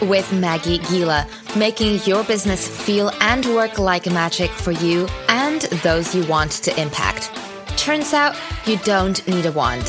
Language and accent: English; Singapore; also born or lived in United States; I grew up in Singapore in the US.